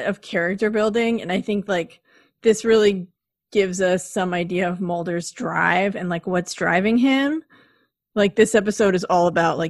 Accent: West Coast, United States; I'm from the West Coast

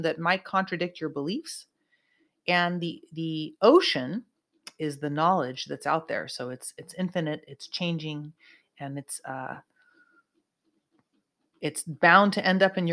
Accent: Santa Cruz, California, United States; now in Southern California, United States; my hometown, Santa Cruz of Northern California

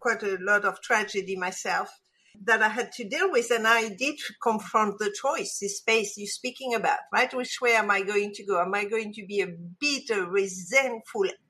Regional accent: Casablanca, Casablanca-Settat, Morocco; moved away; I was brought up in Casablanca, Morocco, and yes, it is as exotic as it sounds

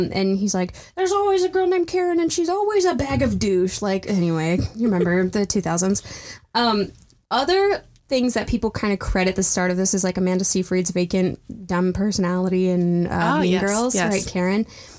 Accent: England, United Kingdom; I'm an English person.

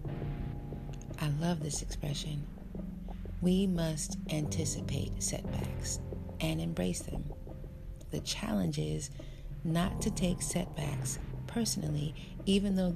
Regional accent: United States; American-born African

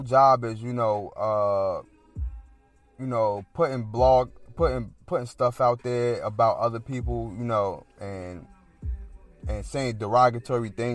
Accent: Newark, New Jersey, United States; I'm from Newark

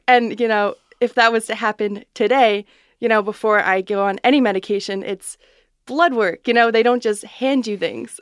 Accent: West Islip, New York, United States; I grew up in West Islip.

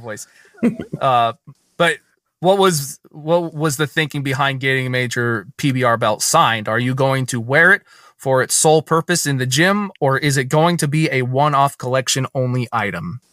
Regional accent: Scotland, United Kingdom; accent: Scottish; my Scottish accent

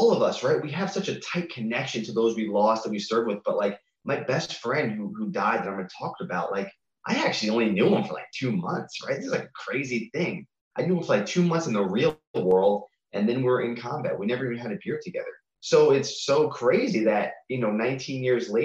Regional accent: Long Island, New York, United States; I grew up in New York. I was in 10th grade during 9/11, and in Long Island

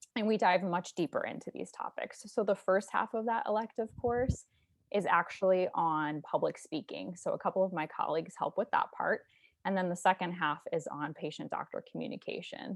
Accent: St. Louis, Missouri, United States; I'm from Saint Louis, Missouri

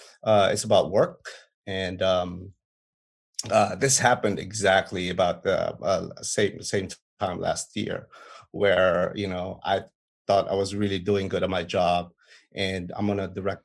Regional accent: Philippines; moved away as an adult; also born or lived in Manila; now in Washington, D.C., United States; So I grew up in the Philippines, in the province, in the same thing in Manila.

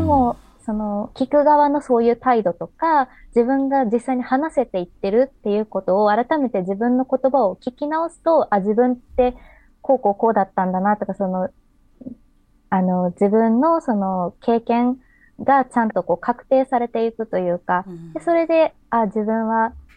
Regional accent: Kobe, Hyogo, Japan; 私自身、あの、神戸市の出身ですので

